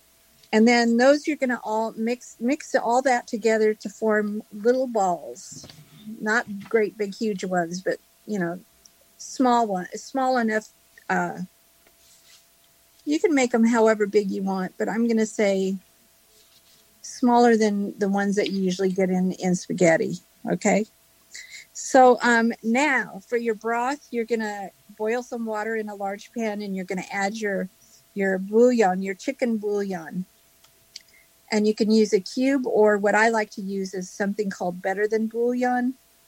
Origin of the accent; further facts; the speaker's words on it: Los Angeles, California, United States; I'm from Southern California. The LA area.